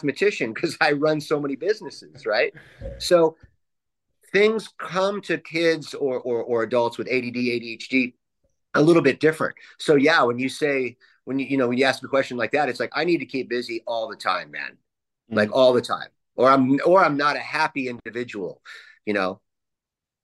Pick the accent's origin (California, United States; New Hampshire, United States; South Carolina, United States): California, United States; San Juan Capistrano; I was raised in San Juan Capistrano